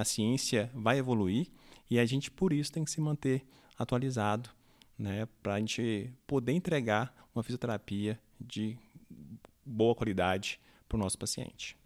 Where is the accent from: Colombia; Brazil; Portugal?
Brazil; nós, né, é, brasileiros que não falamos a língua inglesa